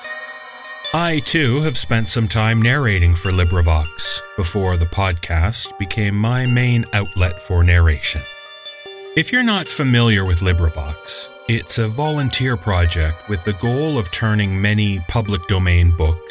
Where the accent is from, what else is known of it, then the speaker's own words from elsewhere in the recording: Canada; I'm a guy from Canada